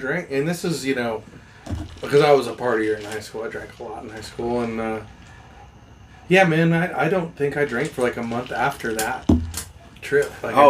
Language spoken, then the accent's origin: English; Montana, United States; Like, I grew up running mostly around the Beartooth Mountains in Montana.